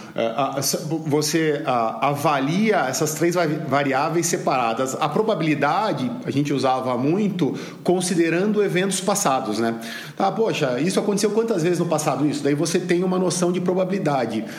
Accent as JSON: {"language": "Portuguese", "country": "Brazil", "said": "Como brasileiro"}